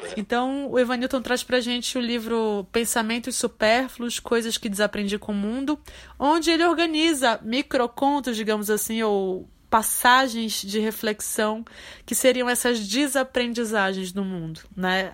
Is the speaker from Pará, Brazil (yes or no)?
yes; Pará, Brazil; eu sendo paraense